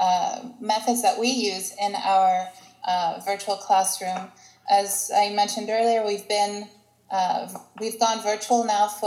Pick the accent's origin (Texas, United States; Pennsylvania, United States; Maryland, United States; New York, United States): Maryland, United States; Baltimore; moved away as an adult; now in Greece; I am a Greek American, and I've been in Greece for 12 years now, living here. And I'm originally from Baltimore, Maryland